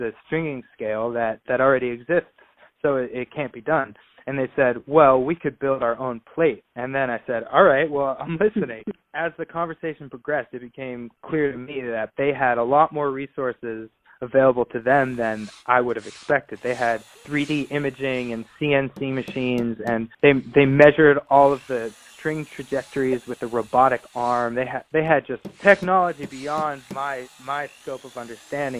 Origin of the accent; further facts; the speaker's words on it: Pittsburgh, Pennsylvania, United States; growing up in Pittsburgh